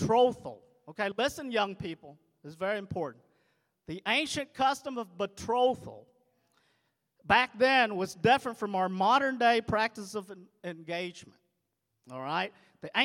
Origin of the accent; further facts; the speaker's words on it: Arkansas, United States; English is a second language; I grew up in Arkansas. And when I was just learning the language, getting there as a refugee